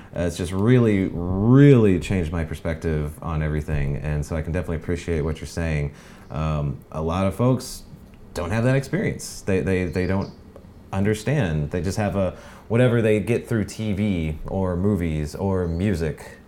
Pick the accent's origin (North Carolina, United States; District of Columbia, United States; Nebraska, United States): North Carolina, United States; moved away as an adult; now in Hawaii, United States; I grew up on the East Coast, uh, North Carolina